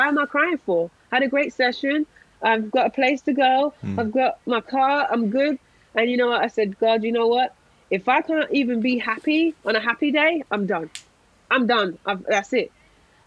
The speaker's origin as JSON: {"language": "English", "region": "London", "country": "United Kingdom", "said": "I'm a Londoner."}